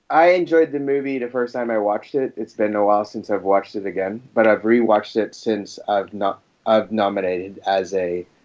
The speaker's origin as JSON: {"language": "English", "country": "Philippines", "lives_now": "Australia", "said": "I'm from the Philippines, but uh, I live in Australia."}